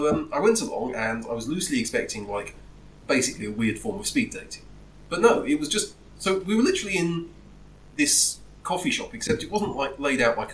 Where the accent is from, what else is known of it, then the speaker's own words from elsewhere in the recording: United Kingdom; I'm very British.